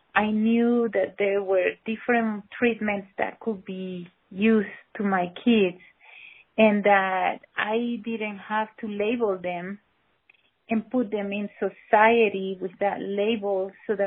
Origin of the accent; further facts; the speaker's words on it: Caracas, Capital District, Venezuela; We grew up in a very, very poor neighborhood of Caracas, in the inner city of Caracas